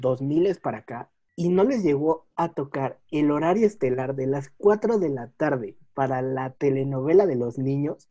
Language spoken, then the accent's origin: Spanish; Mexico; los que somos mexicanos